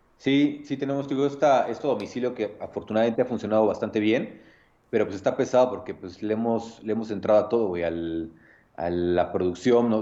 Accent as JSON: {"language": "Spanish", "town": "Nezahualcóyotl", "region": "State of Mexico", "country": "Mexico", "said": "soy de Nesa, orgullosamente, orgullosamente nesatlense"}